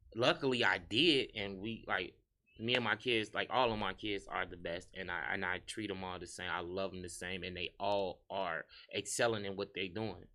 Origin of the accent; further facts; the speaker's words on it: Harvey, Illinois, United States; moved away as an adult; also born or lived in Chicago / Indianapolis / Atlanta; I'm from Harvey World, U S A.